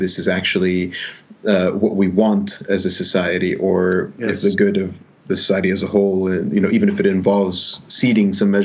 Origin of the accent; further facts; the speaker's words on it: Dubai, United Arab Emirates; also born or lived in Alexandria, Egypt / Sharjah, United Arab Emirates; I grew up in Dubai